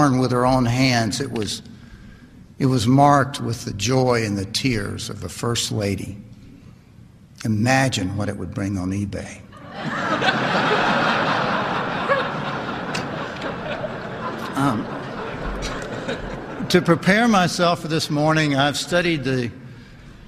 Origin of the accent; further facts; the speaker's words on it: Lynchburg, Virginia, United States; moved away; also born or lived in Tennessee; I grew up right down the road from here in Lynchburg, Virginia